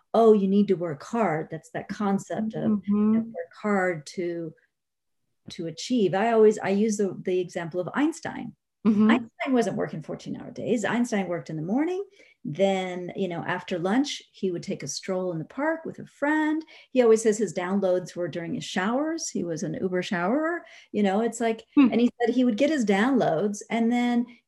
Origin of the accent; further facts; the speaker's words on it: Spain; moved away; I'm originally from Spain